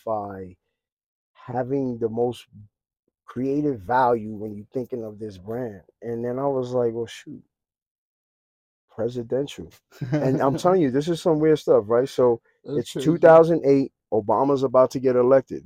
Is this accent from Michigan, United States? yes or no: no; New York City, New York, United States